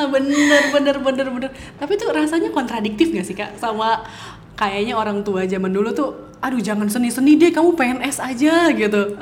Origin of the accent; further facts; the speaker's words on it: Bandung, West Java, Indonesia; Aku lahir besar sekolah di Bandung.